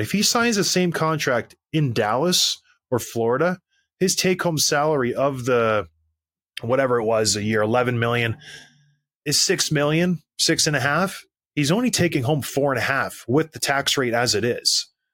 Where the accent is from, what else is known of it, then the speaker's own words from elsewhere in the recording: Canada; When I was growing up, I was proud to go somewhere and say, "I'm Canadian."